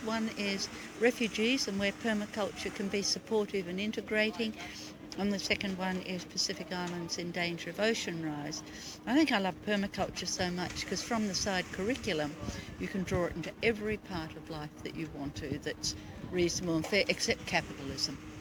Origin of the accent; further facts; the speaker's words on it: India; now in United Kingdom; I live in the UK, but I'm originally from India.